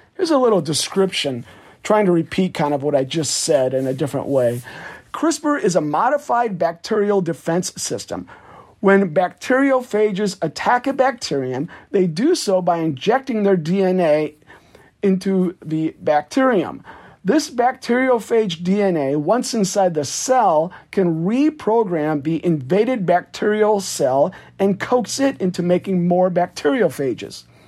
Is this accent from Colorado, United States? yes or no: no; Iowa, United States; my home state of Iowa